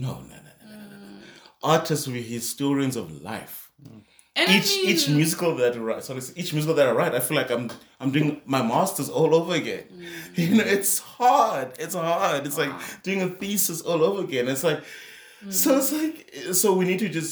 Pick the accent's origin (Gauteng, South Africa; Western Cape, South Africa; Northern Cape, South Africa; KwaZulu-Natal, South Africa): Northern Cape, South Africa; Kimberley; also born or lived in New York; we're back in Kimberley